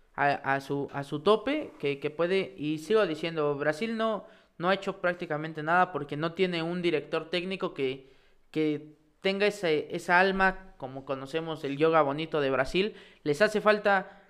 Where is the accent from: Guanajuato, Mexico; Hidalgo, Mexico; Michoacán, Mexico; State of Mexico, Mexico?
Hidalgo, Mexico; Pachuca; nosotros que somos de Pachuca